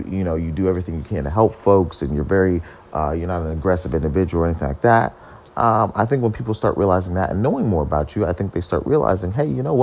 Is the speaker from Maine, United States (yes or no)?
no; Ohio, United States; I am born and raised in America, in Ohio